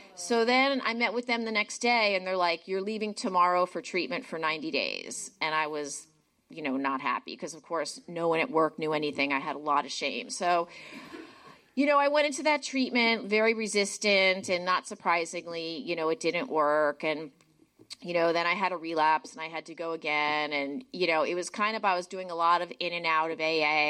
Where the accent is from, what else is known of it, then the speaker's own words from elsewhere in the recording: New Jersey, United States; moved away; I grew up in New Jersey.